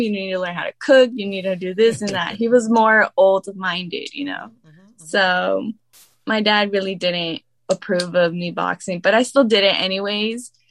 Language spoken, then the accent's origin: English; Riverside, California, United States; I was born and raised in California